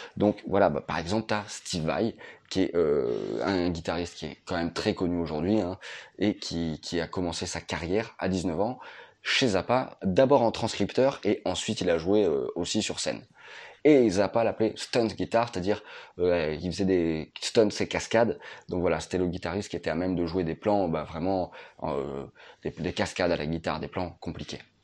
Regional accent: France; chez nous en France

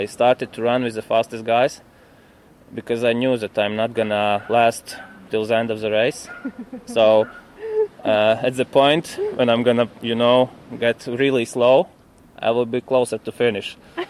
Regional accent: Latvia; I'm living in Riga.

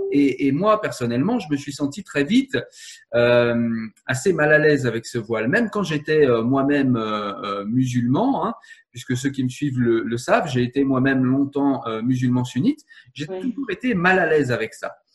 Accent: France; Je suis français

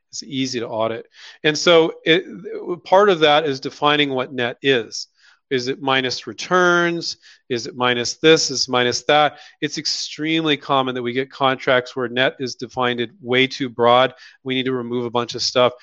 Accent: Silicon Valley, California, United States; I grew up in Silicon Valley

